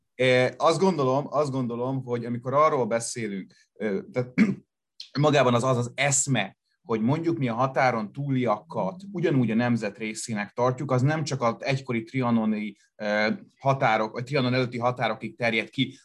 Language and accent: Hungarian; Szeged, Csongrád-Csanád, Hungary; now in Budapest, Hungary; én Budapesten élek, a szülővárosomhoz, Szegedhez nagyon sok érzelmi szállal kötődöm.